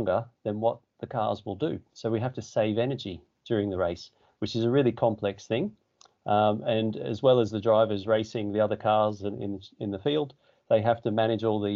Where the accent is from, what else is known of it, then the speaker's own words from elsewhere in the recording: Australia; moved away as an adult; now in England; I started in Australia. I'm from Australia.